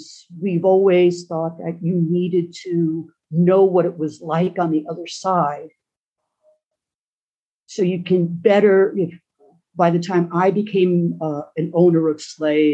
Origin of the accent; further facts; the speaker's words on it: Long Island, New York, United States; I grew up on Long Island in New York City